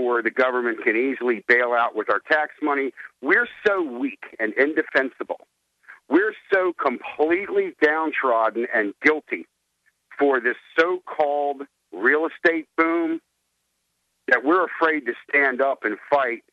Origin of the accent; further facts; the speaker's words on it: Washington, District of Columbia, United States; moved away as an adult; now in Delaware, United States; I'm from Washington, D.C. I'm a transplant over here to Delaware